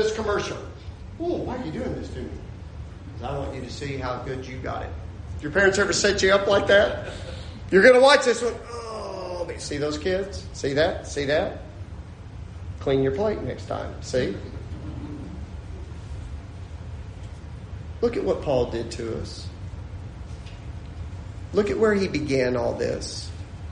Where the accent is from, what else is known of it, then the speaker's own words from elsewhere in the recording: Lubbock, Texas, United States; moved away as an adult; I grew up in Lubbock, Texas